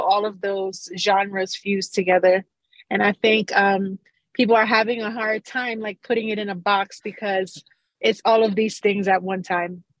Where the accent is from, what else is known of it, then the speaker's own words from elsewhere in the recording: Carolina, Puerto Rico; also born or lived in Bronx, New York / New York; now in New Mexico, United States; growing up in Carolina, Puerto Rico, when reggaeton was just being formed